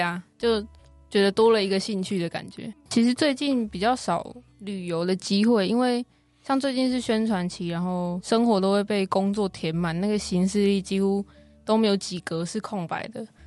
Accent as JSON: {"language": "Chinese", "town": "Kaohsiung", "country": "Taiwan", "tie": "born or raised there", "said": "我的故乡高雄"}